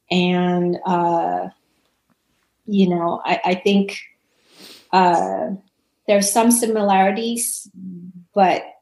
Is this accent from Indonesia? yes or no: yes; Indonesia; I was born and raised in Indonesia